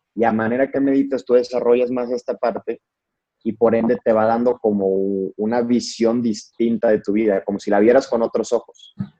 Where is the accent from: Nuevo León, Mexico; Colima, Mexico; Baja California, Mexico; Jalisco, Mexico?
Nuevo León, Mexico; Monterrey; also born or lived in Mexico City; yo soy de Monterrey.